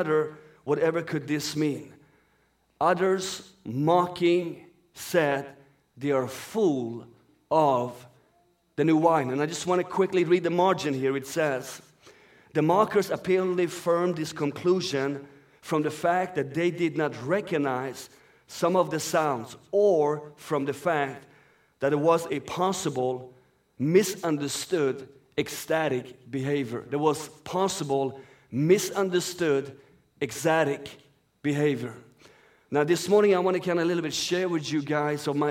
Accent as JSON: {"language": "English", "country": "Sweden", "tie": "born or raised there", "also_born_or_lived": "Iran", "first_language": "Persian", "second_language": "English", "said": "That's my native language for those who do not know. I'm born in Iran and raised up in Sweden."}